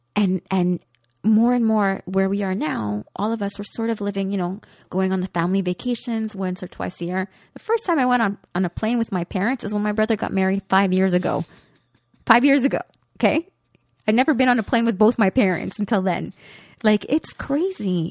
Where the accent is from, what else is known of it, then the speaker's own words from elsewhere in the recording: Côte-des-Neiges, Quebec, Canada; I grew up in Kotinesh, and we lived when my brother and sister came to live with us, we were four children in one bedroom, and we lived in a five and a half